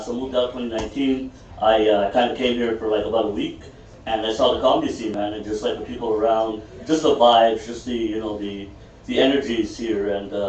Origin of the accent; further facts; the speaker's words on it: Philippines; come on, man. I'm Filipino, you know what I mean?